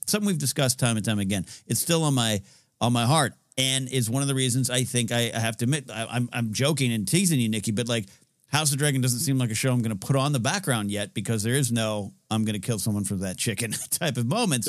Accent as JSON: {"language": "English", "area": "Central Coast", "region": "California", "country": "United States", "tie": "born or raised there", "moved": "yes", "lives_now": "Los Angeles, United States", "said": "I was up at the Central Coast Film Society's Entertainment Expo in, uh, my hometown, uh, neck of the woods, the Clark Center on my old high school"}